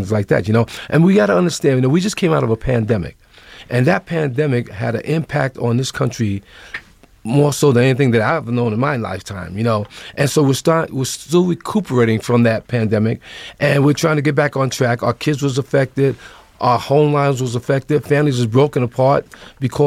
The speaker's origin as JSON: {"language": "English", "town": "New York City", "region": "New York", "country": "United States", "tie": "born or raised there", "said": "I grew up in New York City."}